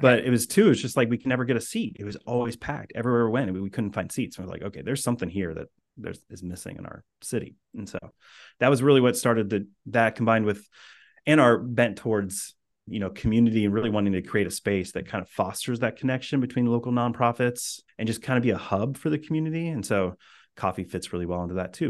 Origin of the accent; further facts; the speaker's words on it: Indiana, United States; moved away as an adult; also born or lived in Boston area; now in Boston, United States; I grew up in Indiana